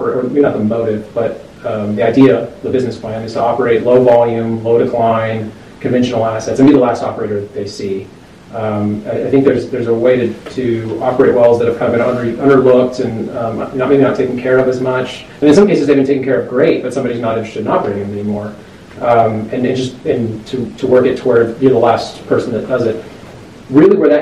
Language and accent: English; Edmond, Oklahoma, United States; moved away as an adult; also born or lived in Colorado; born and raised in Edmond, Oklahoma.